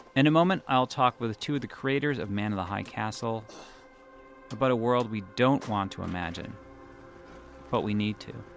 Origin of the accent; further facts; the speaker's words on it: Boston, Massachusetts, United States; now in New York, United States; I'm Jewish, and I grew up in Boston